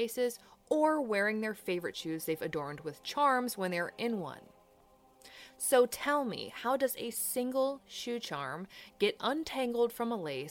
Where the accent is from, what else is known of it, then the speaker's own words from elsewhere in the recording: Virginia, United States; I'm from Virginia